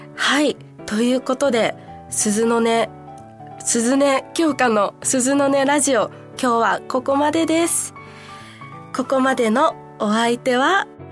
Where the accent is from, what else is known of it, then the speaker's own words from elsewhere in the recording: Kansai, Japan; 関西出身なのでやっぱちっちゃい頃からたこ焼きを見て食べて育ってきた